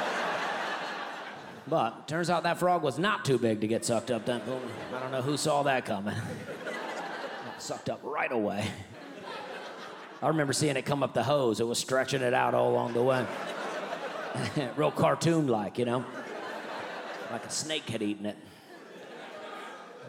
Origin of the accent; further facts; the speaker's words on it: Alabama, United States; I grew up in Alabama. That's where I'm from.